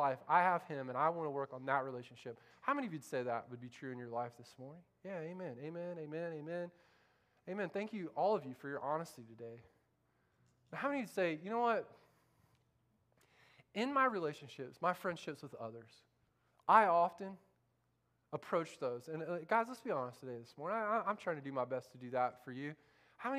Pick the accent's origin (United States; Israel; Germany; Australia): United States; Central Florida; moved away; I grew up in Central Florida with a bunch of rednecks that think the Civil War's still going on